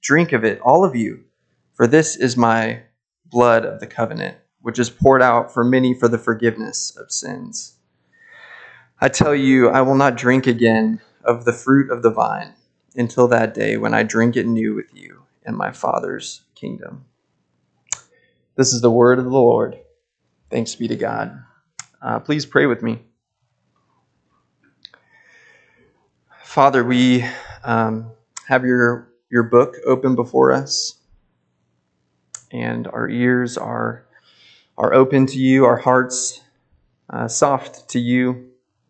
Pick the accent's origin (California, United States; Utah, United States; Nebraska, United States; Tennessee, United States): Nebraska, United States; Lincoln; I hail from Lincoln, Nebraska